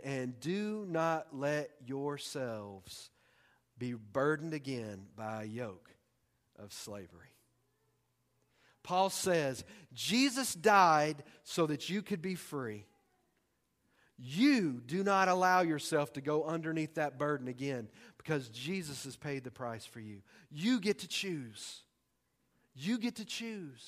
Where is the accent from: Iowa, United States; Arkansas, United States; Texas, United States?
Texas, United States; I'm from Texas. We make up words.